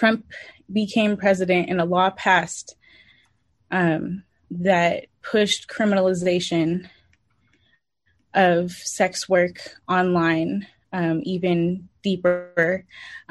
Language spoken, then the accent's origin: English; San Francisco, California, United States; born and raised in San Francisco